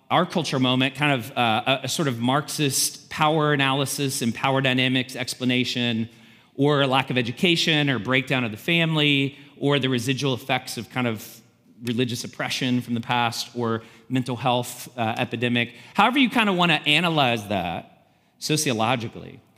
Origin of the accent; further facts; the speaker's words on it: the South, United States; So we're from the South, and Alex Murdaugh was uh, from this powerful family of lawyers in the low country of South Carolina.